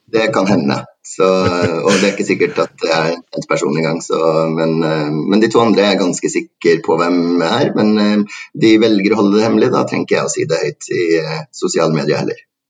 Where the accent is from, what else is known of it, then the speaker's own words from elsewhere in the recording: Trondheim, Trøndelag, Norway; jeg kommer fra Trondheim